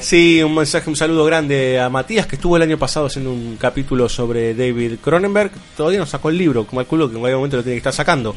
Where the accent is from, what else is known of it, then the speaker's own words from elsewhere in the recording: Buenos Aires, Argentina; yo soy de Mataderos.